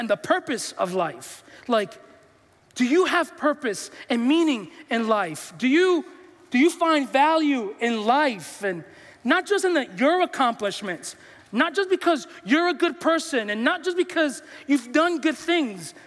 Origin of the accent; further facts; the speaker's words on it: New York City, New York, United States; I'm from New York. I'm from the Bronx